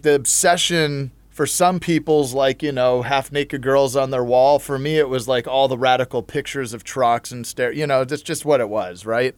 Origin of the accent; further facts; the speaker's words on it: Huntington Beach, California, United States; growing up in Huntington Beach